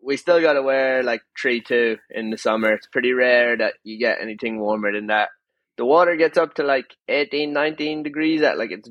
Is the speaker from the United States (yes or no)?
no; Sligo, Connacht, Ireland; I'm from Sligo. It's like the northwest of Ireland. Okay. Just grown up here and lived here my whole life